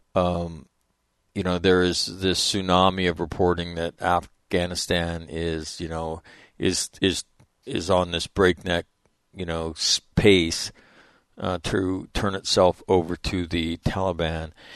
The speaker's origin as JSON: {"language": "English", "country": "United States", "said": "as an American"}